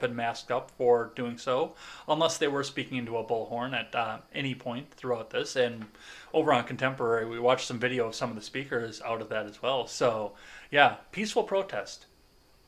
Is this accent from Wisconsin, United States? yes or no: yes; Kenosha, Wisconsin, United States; my hometown